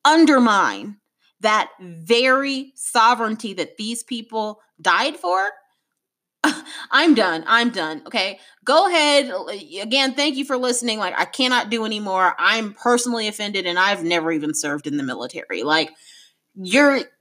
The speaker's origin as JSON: {"language": "English", "country": "United States", "said": "an African-American woman"}